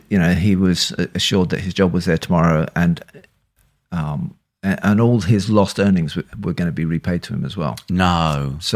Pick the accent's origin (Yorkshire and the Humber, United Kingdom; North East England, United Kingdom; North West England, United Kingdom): Yorkshire and the Humber, United Kingdom; Leeds; also born or lived in London; now in Bristol, United Kingdom; I was born in Leeds. I'm a Yorkshireman.